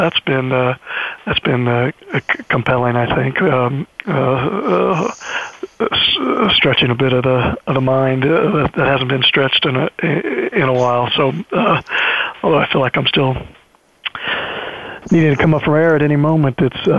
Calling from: New Haven, Connecticut, United States; Yeah, I'm calling in from New Haven, Connecticut, where I'm a few weeks in to my first semester at the Yale Law School.

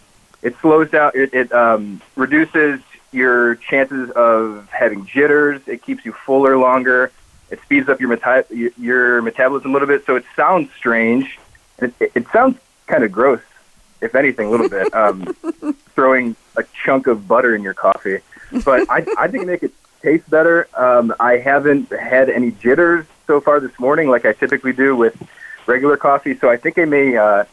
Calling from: Charlotte, North Carolina, United States; So I am calling for probably just a four-hour drive from you, Bonnie, over in Charlotte, North Carolina.

